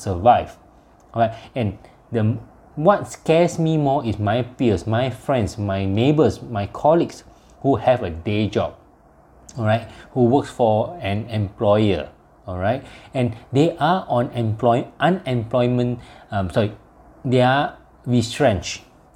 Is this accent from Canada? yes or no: no; Malaysia; I'm from Malaysia